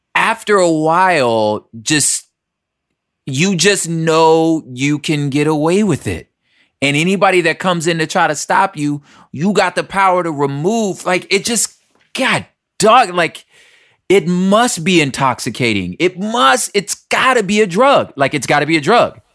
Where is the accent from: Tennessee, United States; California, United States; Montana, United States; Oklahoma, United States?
California, United States; Los Angeles; We're all from South Central L